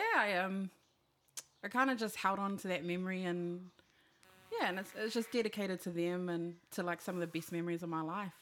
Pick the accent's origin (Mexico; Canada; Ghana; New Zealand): New Zealand; I'm from Rewa, two six seven